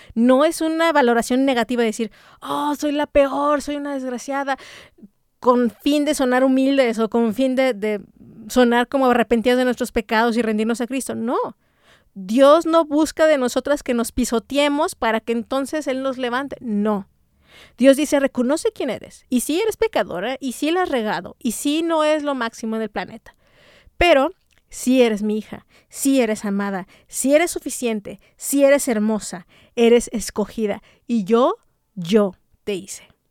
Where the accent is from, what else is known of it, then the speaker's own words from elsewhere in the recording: Mexico; como mexicanas